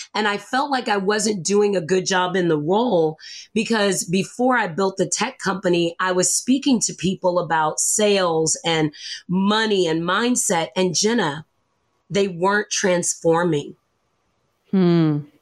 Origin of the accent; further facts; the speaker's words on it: the South, United States; I grew up in the South